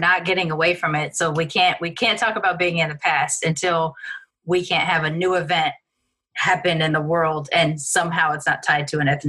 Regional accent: United States; accent: American; anytime I've traveled outside of the country, it's always been the question about me being American. It is because of my accent.

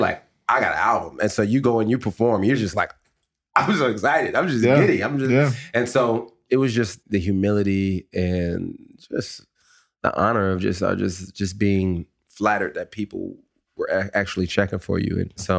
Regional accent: the West, United States; They were all from the South. I was from the West.

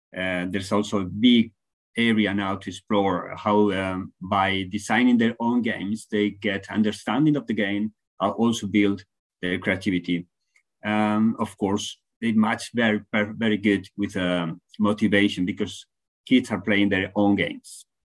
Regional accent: Spain; from Spain, now talking from Finland, doing a, a research stay

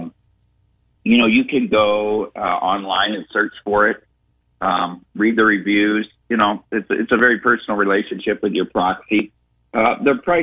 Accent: Dubuque, Iowa, United States; I grew up in Dubuque

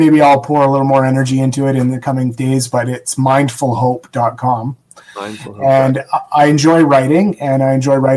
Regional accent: Canada; I'm Canadian

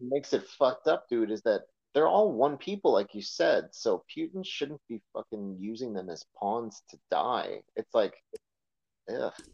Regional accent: United States; as an American

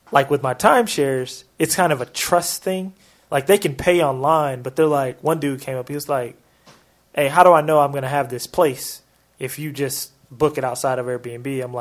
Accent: Portland, United States; in that city in city of Portland, which is my hometown.

